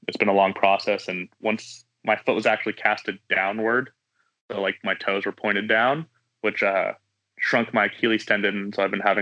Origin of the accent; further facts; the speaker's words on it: Kernville, California, United States; I grew up in Kernville, California, in the Southern Sierra